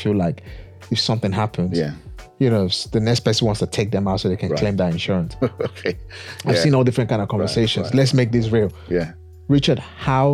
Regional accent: Nigeria; I'm from Africa, born, bred in Nigeria

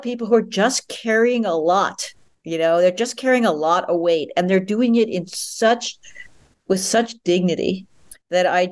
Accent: New York, United States; growing up in New York, being in New York for most of my adult life

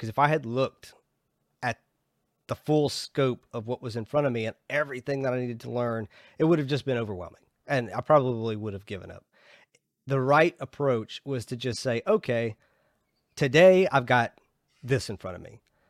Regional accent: Georgia, United States; I'm originally from Georgia.

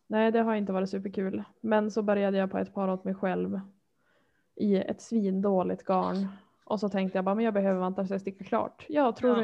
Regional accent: Härnösand, Västernorrland County, Sweden; now in Örnsköldsvik, Sweden; Jag är uppvuxen i Härnösand

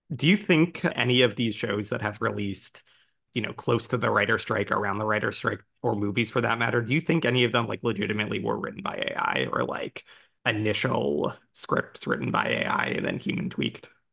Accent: United States; also born or lived in Brooklyn; I'm American

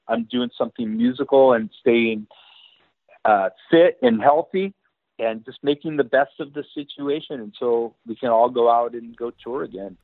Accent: Santa Cruz, California, United States; moved away as an adult; also born or lived in Los Angeles; I was in my hometown in in Santa Cruz

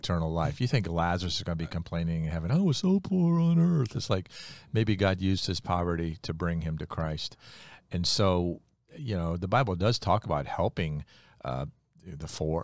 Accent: United States; I was born in America, not Bolivia

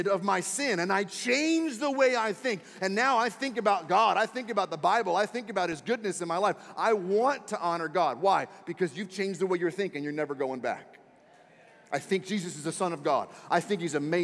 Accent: Washington, District of Columbia, United States; moved away; I was born and raised in Washington, D.C., so I was raised a Redskins fan

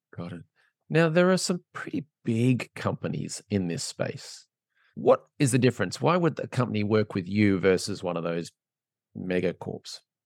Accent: Australia; I'm from Australia

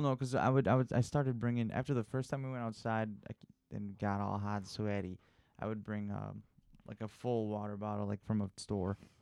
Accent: suburb of Chicago, Illinois, United States; we're a suburb of Chicago, where I'm from

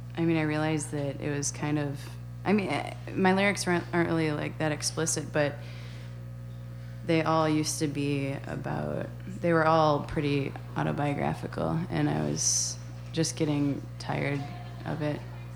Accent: Mount Horeb, Wisconsin, United States; also born or lived in Las Vegas / Pennsylvania / Norway / Verona; I'm from, for the most part, I'm from Mount Horeb. Before that, I kind of moved around a lot because my dad was in the military.

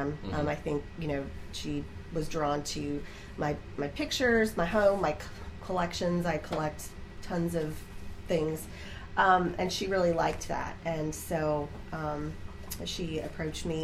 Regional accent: Herrin, Illinois, United States; I am from Heron.

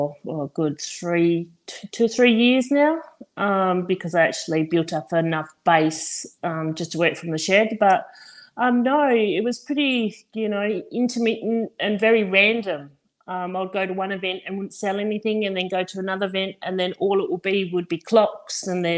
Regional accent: Ireland; now in Dongara, Australia; I'm Irish

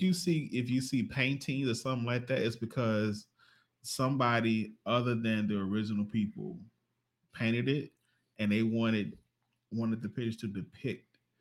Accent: Mississippi, United States; I'm from Mississippi.

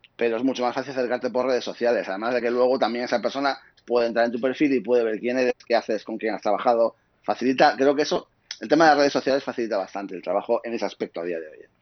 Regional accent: Asturias, Spain; moved away as an adult; now in Madrid, Spain; soy de Asturias, eh, viví hasta 25 años, me fui a vivir a Madrid

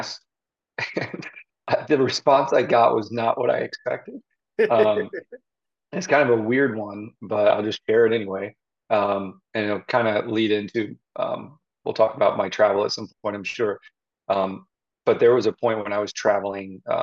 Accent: Zionsville, Indiana, United States; also born or lived in West Lafayette, Indiana / Bloomington, Indiana; now in Westfield, United States; I am from Zionsville, Indiana, originally. I grew up there right up until high school

